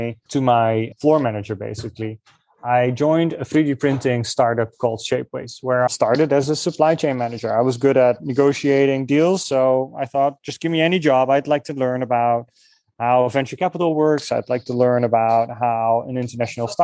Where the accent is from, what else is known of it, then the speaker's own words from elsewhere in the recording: Netherlands; moved away; I'm from the Netherlands